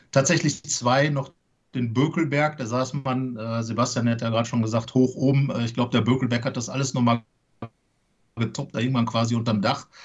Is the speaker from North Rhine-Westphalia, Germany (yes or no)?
yes; North Rhine-Westphalia, Germany; Ich komme aus dem Sauerland, da liegt natürlich das Ruhrgebiet respektive Dortmund recht nah.